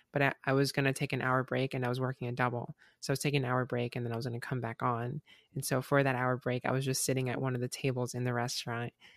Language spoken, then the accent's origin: English; Southwest Florida, United States; I'm from Florida